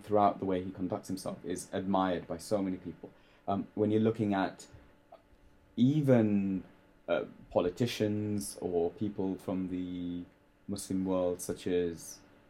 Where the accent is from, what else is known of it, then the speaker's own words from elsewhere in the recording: London, United Kingdom; growing up in London